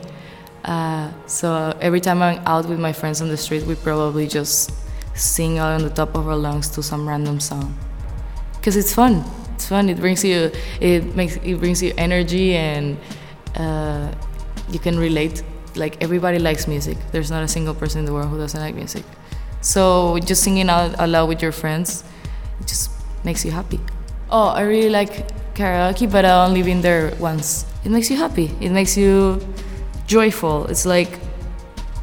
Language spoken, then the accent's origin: English; Portugal; moved away as an adult; also born or lived in Venezuela (parents); now in Macau; I come from Portugal, which is in Europe. My parents are from Venezuela, which is a country in Latin America. I've been living in Macau since September 2018